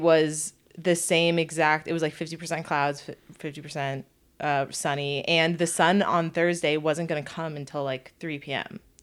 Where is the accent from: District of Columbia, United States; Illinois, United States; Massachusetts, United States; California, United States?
California, United States; moved away; I'm from California